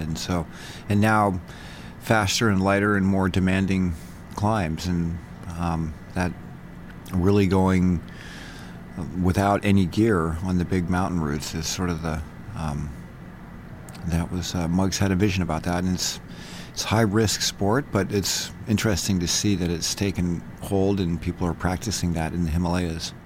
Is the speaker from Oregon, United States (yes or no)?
no; San Francisco, California, United States; also born or lived in Utah; now in Bozeman, United States; I was born in San Francisco, um, lived in California